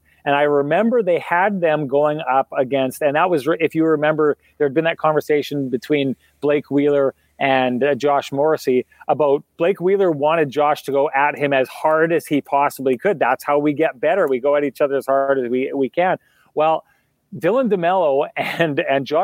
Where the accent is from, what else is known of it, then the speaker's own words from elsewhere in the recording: Winnipeg, Manitoba, Canada; I was from Winnipeg